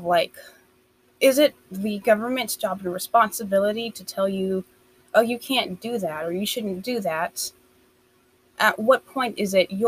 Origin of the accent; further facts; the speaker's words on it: United States; I'm from the States